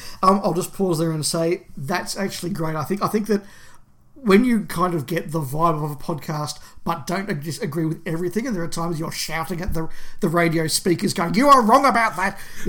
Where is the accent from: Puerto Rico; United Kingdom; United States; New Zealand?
New Zealand; now in Australia; I am from New Zealand, but have lived here since the 90s, so my childhood Doctor Who was back in Kiwiland